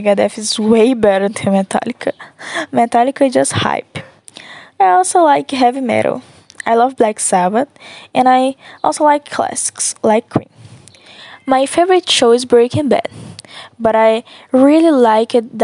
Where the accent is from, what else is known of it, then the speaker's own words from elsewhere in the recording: Nova Era, Minas Gerais, Brazil; English is a second language; now in Timóteo, Brazil; I'm from Nova Era, Minas Gerais, but I live in Timóteo for now.